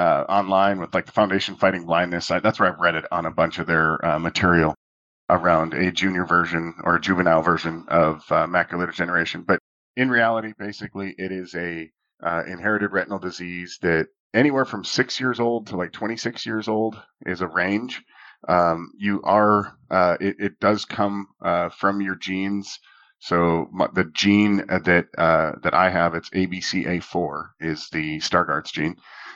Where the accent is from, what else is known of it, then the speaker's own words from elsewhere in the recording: Minot, North Dakota, United States; I grew up in Minot, North Dakota